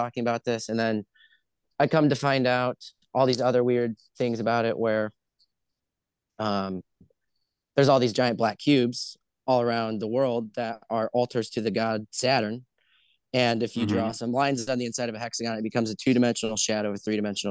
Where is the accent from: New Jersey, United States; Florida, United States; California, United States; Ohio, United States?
Ohio, United States; I'm from Ohio